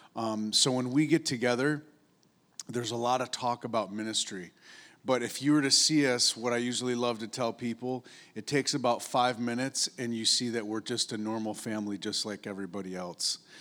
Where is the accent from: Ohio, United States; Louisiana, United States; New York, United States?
New York, United States; upstate; moved away; I grew up in upstate New York